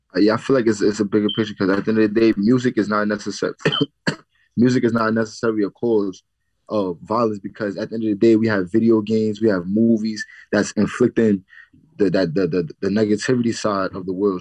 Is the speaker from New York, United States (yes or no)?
yes; New York City, New York, United States; I'm from the Bronx